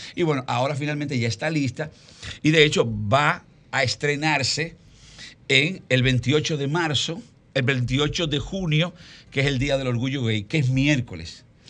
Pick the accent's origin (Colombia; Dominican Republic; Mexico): Dominican Republic; nosotros no somos un mercado como dominicanos